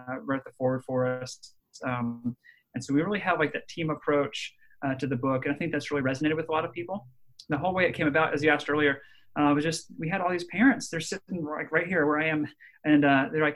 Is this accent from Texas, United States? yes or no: yes; Dallas, Texas, United States; also born or lived in Nashville, Tennessee / Birmingham, Alabama / Ohio; now in Alabama, United States; I was born in Dallas